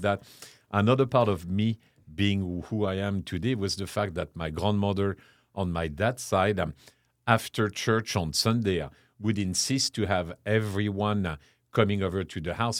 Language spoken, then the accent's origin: English; Chartres, Centre-Val de Loire, France; English is a second language; moved away as an adult; also born or lived in London / Paris / Lenox, Massachusetts; now in San Antonio, United States; born and raised in France, uh, I grew up in a small town called Chartres, which is about an hour west of, uh, west of Paris